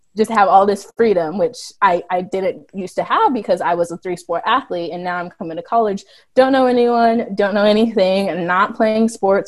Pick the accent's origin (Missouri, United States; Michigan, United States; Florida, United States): Missouri, United States; So we're, we're all from Missouri. We all live in Missouri our whole life